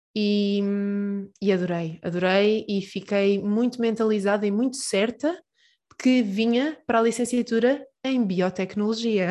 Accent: Peniche, Centro, Portugal; moved away as an adult; now in Aveiro, Portugal; eu sou de Peniche

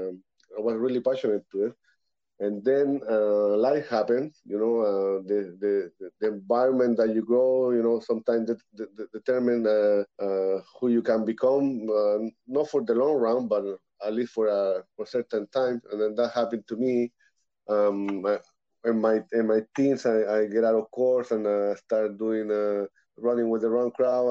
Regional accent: Santiago, Santiago Metropolitan Region, Chile; moved away as an adult; now in Canada; I'm from born and raised in Santiago, Chile, South America. I'm now living in Canada

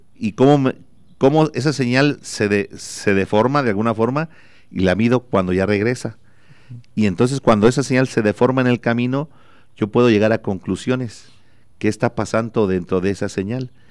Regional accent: Cortázar, Guanajuato, Mexico; also born or lived in France; now in Celaya, Mexico; yo soy de Cortázar, yo soy de, nací en Cortázar y viví, viví mucho tiempo, ahorita yo vivo en Celaya

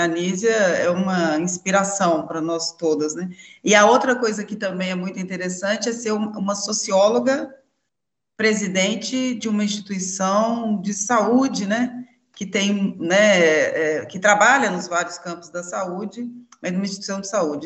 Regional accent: Belo Horizonte, Minas Gerais, Brazil; E eu sou aqui de Belo Horizonte, Minas Gerais

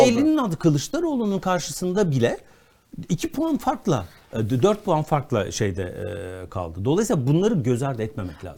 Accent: Konya, Turkey; Konyalı olmakla hiçbir sorunum yok. Çok da severim şehrimi.

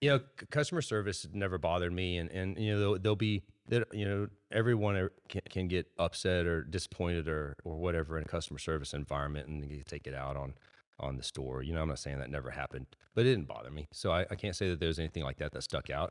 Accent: Robstown, Texas, United States; also born or lived in San Antonio, Texas; I was born in Robstown, Texas, to my parents.

